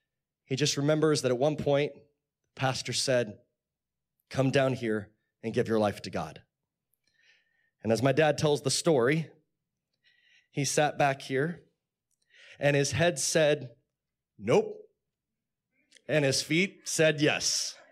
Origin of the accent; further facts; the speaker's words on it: Chatsworth, California, United States; also born or lived in Texas; I grew up in California. In fact, I live not too far down the street. It used to be at apartments called, they were called, I think there's something different now, Loreline Gardens in Chatsworth. Yeah, someone said, yeah. And then we moved to Texas.